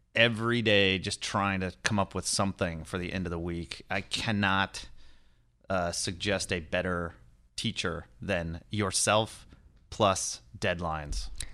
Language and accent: English; Lodi, California, United States; also born or lived in Kenya / Cincinnati; I grew up in Northern California, in this, like, um, shitty little farming area in Central California